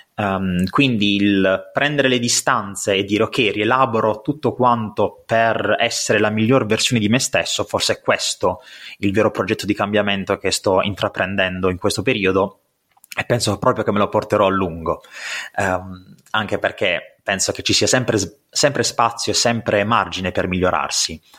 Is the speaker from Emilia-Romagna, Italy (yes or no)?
no; Apulia, Italy; accent: pugliese; sono pugliese come penso si possa sentire dal mio accento